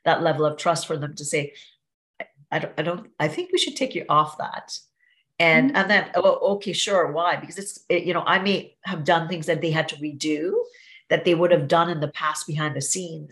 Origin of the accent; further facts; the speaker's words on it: Trinidad & Tobago; now in Niagara Falls; I grew up in Trinidad and Tobago in a little village